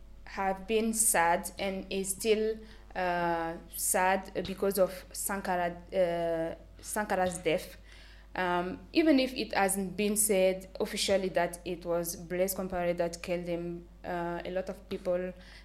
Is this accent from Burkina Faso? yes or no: yes; Burkina Faso; I grew up in Burkina Faso knowing just one president.